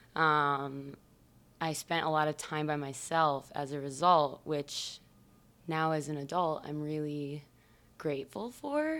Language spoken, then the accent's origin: English; New Baltimore, Michigan, United States; moved away; I am from Michigan originally